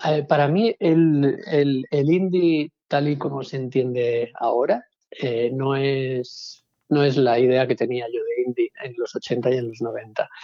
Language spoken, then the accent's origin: Spanish; Palma, Balearic Islands, Spain; yo soy de Palma, que tampoco es un pueblo